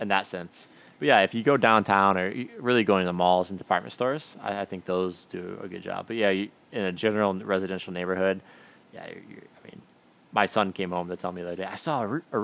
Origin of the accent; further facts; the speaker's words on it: Michigan, United States; moved away as an adult; also born or lived in San Marcos, Texas; now in Japan; And I'm from Michigan traditionally.